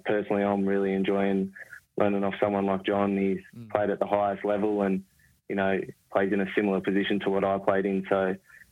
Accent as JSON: {"language": "English", "town": "Terrigal", "region": "New South Wales", "country": "Australia", "tie": "born or raised there", "said": "I grew up in Terrigal. You know, probably 15 minutes from Gosford."}